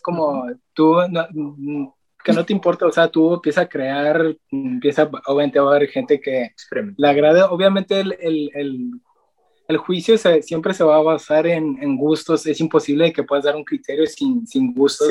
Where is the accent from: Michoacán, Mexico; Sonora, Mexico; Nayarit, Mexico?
Nayarit, Mexico; nosotros también somos de Nayarit, de paisano